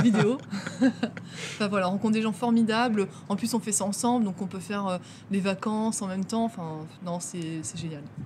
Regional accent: Dunkirk, Hauts-de-France, France; je viens de Dunkerque dans le Nord

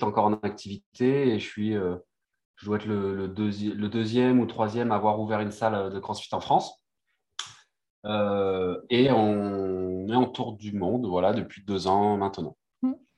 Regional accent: Réunion; moved away as an adult; also born or lived in Brittany; je suis originaire de Réunion et de la Bretagne en même temps

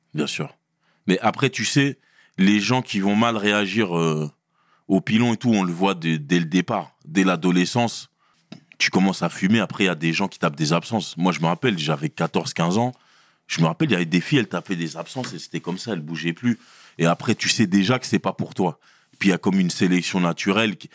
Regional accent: Brussels, Brussels-Capital Region, Belgium; also born or lived in Sarcelles; je viens de Bruxelles. J'ai grandi à Bruxelles, j'ai fait mes classes là-bas

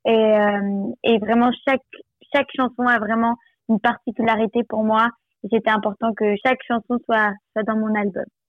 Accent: Nice, Provence-Alpes-Côte d'Azur, France; je viens de Nice

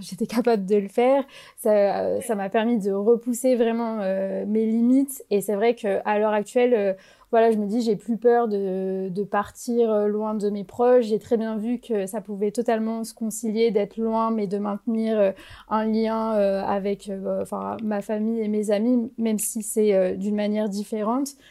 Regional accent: France; moved away as an adult; now in Spain; Dans mon université, en fait, on est majoritairement des Français

